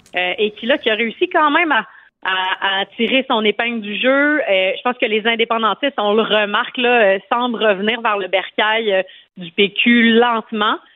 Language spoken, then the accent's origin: French; Montreal, Quebec, Canada; j'habite à à Montréal où j'ai grandi dans Maurice Richard